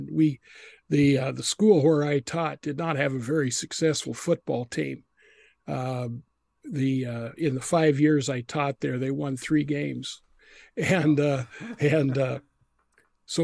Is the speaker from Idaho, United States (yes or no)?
yes; Idaho, United States; moved away as an adult; also born or lived in Texas; now in Wisconsin, United States; I'm from Idaho.